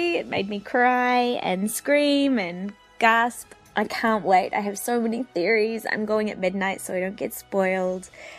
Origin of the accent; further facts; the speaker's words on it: New Zealand; I'm from New Zealand.